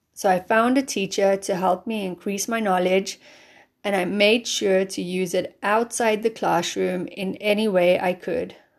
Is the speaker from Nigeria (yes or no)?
no; South Africa; moved away as an adult; also born or lived in London; now in Germany; I'm from South Africa